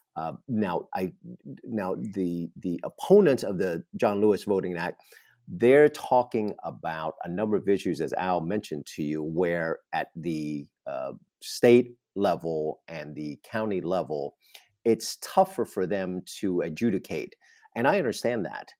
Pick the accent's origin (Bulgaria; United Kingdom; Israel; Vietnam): Vietnam; also born or lived in Australia; now in United States; was born and raised in Vietnam, having lived in Australia